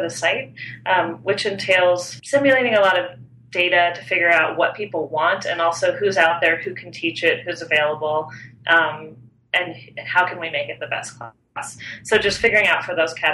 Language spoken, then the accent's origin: English; San Antonio, Texas, United States; moved away as an adult; also born or lived in Austin, Texas / New York; I grew up in San Antonio, Texas